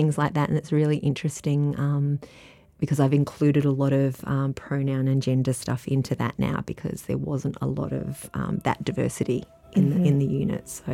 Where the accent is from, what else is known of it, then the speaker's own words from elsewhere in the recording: Adelaide, South Australia, Australia; moved away as an adult; also born or lived in Melbourne, Australia; now in Latrobe Valley, Australia; I grew up in Adelaide